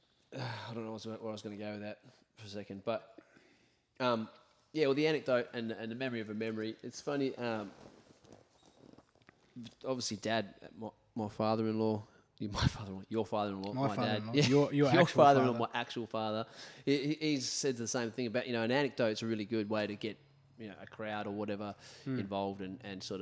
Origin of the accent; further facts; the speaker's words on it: Australia; I'm an Aussie